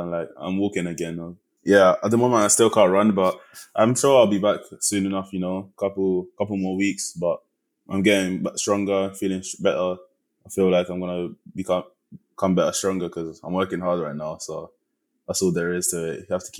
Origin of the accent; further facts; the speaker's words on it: Bronx, New York, United States; born there; Yeah, man, I was born in the Bronx.